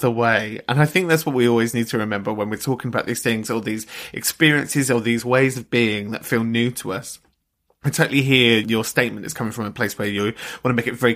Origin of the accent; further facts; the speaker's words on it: London, United Kingdom; I come from London